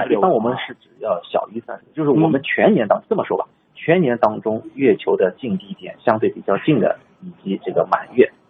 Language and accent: Chinese; China; 其实呢，他的那种称呼呢，其实我们中国人对这个还并不陌生，因为我们对朔望月这个周期是非常熟悉。